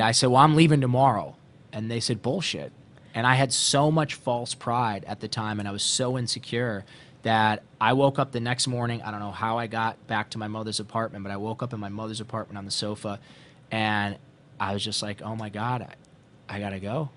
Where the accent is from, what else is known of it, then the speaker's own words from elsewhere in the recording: Ohio, United States; growing up in Ohio